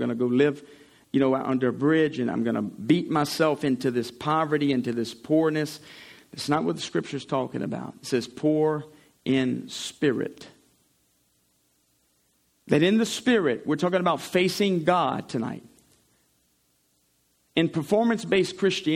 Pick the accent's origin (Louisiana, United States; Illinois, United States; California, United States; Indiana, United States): Louisiana, United States; St. Amant; I'm from Saint-Amand, Louisiana